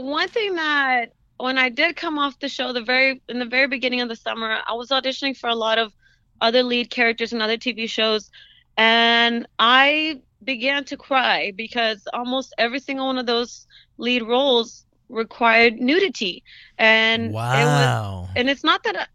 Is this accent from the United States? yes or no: yes; United States; yes, I am a Latina, but I'm also an American